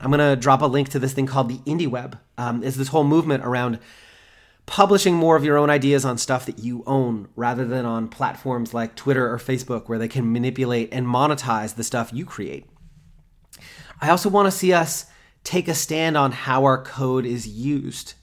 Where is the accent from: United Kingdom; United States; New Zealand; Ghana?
United States; I'm American